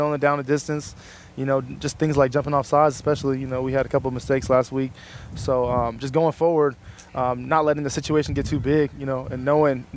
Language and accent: English; California, United States; We're probably both from California.